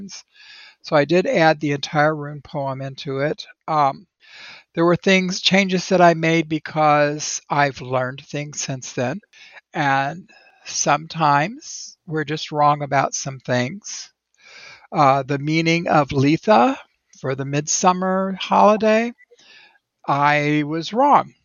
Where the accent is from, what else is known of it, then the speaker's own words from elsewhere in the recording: United States; as an American